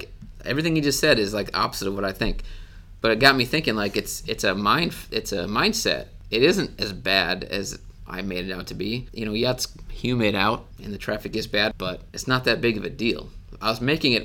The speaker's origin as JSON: {"language": "English", "region": "Wisconsin", "country": "United States", "tie": "born or raised there", "moved": "yes", "said": "I grew up in Wisconsin."}